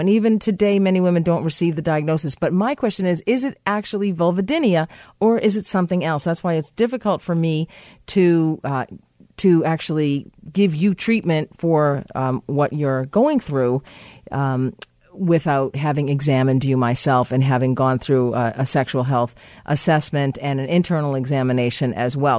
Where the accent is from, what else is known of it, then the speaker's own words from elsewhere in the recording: Massachusetts, United States; in the state of Massachusetts. My home state.